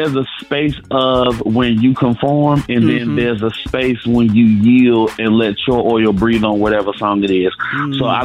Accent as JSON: {"language": "English", "town": "Chicago", "region": "Illinois", "country": "United States", "tie": "born or raised there", "moved": "yes", "lives_now": "Nashville, United States", "said": "I'm originally born and raised in Chicago, Illinois"}